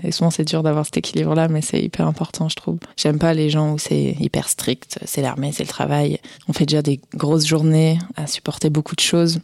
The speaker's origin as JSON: {"language": "French", "area": "Ardèche", "region": "Auvergne-Rhône-Alpes", "country": "France", "also_born_or_lived": "Paris", "moved": "as an adult", "said": "Je viens d'Ardèche à la base"}